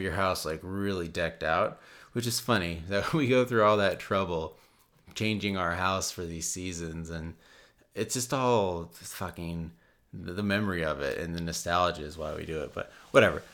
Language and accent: English; United States; I'm American